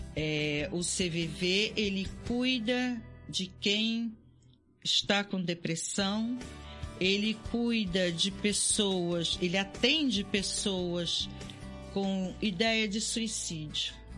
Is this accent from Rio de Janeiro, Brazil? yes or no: yes; Volta Redonda, Rio de Janeiro, Brazil; eu morava em Volta Redonda, eu sou de Volta Redonda, nascido em Volta Redonda